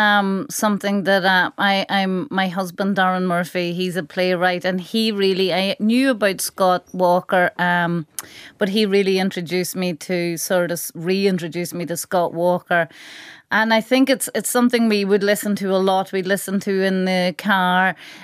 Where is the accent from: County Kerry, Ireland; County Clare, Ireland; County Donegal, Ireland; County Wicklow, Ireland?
County Donegal, Ireland; Carndonagh; So it's a Donegal, rural Donegal version of a single.